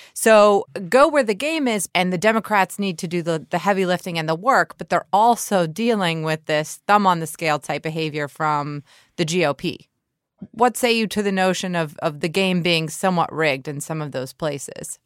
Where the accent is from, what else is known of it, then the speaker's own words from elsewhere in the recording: Georgia, United States; my home state of Georgia